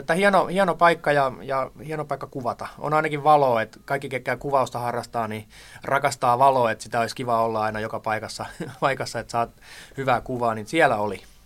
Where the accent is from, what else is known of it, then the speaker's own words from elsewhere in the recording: Tampere, Pirkanmaa, Finland; also born or lived in Toijala; now in Sipoo, Finland; mähän olin silloin Tampereella nuoruuteni